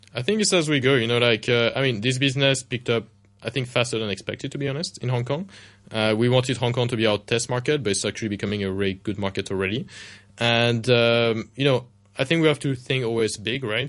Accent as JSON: {"language": "English", "town": "Paris", "region": "Île-de-France", "country": "France", "tie": "born or raised there", "moved": "yes", "said": "I grew up in Paris myself, in France"}